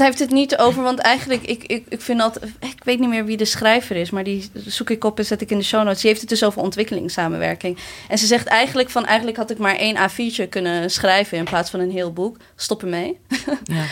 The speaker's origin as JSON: {"language": "Dutch", "town": "Maarssen", "region": "Utrecht", "country": "Netherlands", "tie": "born or raised there", "said": "waar ik ben opgegroeid en dat is Maarsen"}